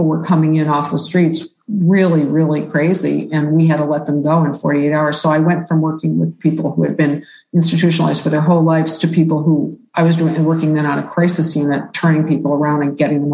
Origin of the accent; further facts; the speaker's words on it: Detroit, Michigan, United States; I grew up in Detroit, And I lived there